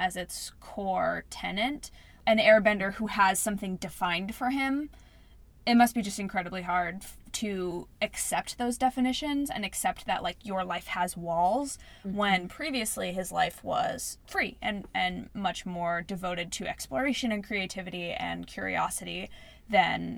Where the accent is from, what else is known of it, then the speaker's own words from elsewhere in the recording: California, United States; growing up in California